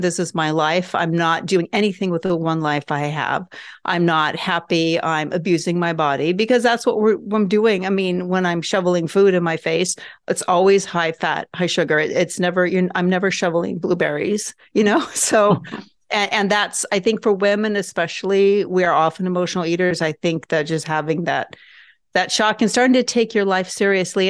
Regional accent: Norway; moved away; also born or lived in Southern California, United States; I grew up in Norway, so we have family there.

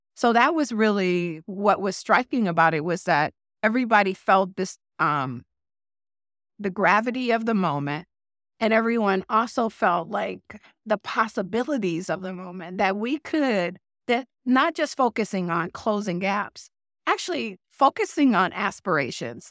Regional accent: Detroit, Michigan, United States; moved away as an adult; now in Twin Cities, United States; Detroit is my hometown

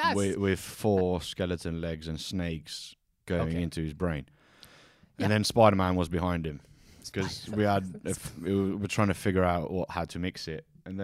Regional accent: Corinth, Peloponnese, Greece; moved away; also born or lived in Kos / Devon / Plymouth / Brighton; Grew up in Kos till I was 12, and then moved to Corinthos, which is near Athens.

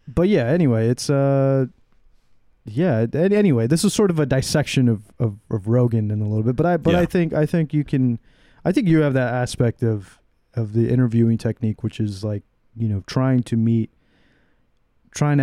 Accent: United States; I'm an American. You know, I'm an American

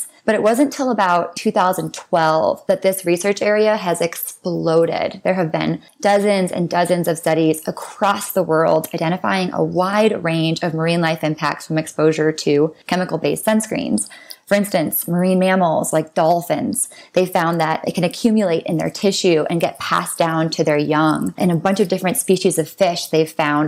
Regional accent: U.S. Virgin Islands; I was born and raised on St. John in the U.S. Virgin Islands

